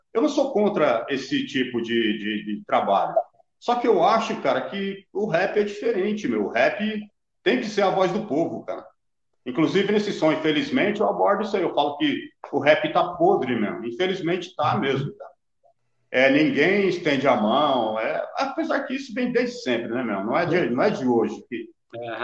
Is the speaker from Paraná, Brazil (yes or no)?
no; Carapicuíba, São Paulo, Brazil; now in Goiânia, Brazil; hoje eu moro em Goiânia, cara, mas eu sou de Carapicuíba. Carapicuíba hum. Vila Dirce.